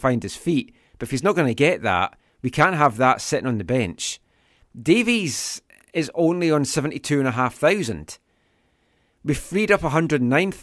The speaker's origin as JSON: {"language": "English", "town": "Glenrothes", "region": "Scotland", "country": "United Kingdom", "tie": "born or raised there", "moved": "yes", "lives_now": "Vancouver, Canada", "said": "a band from my hometown, Glenrothes and Fife"}